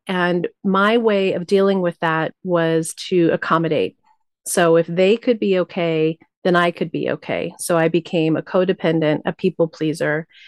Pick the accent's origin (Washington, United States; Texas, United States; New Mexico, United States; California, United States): New Mexico, United States; I was raised Tibetan Buddhist in New Mexico.